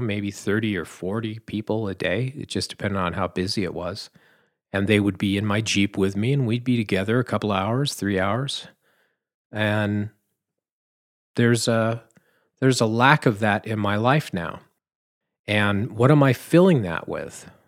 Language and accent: English; Southern California, United States; I'm from California, you know. Southern California